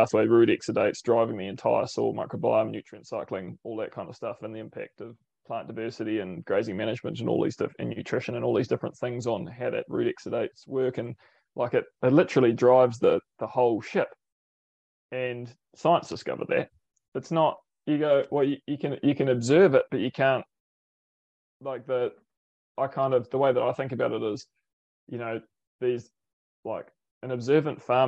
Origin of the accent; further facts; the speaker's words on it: Lower Hutt, Wellington, New Zealand; now in Mid-Canterbury, New Zealand; I'm a born and bred in Lower Hutt